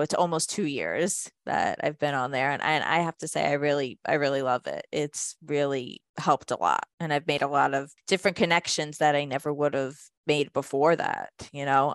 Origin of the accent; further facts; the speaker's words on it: Jersey Shore, New Jersey, United States; I'm actually from the Jersey Shore area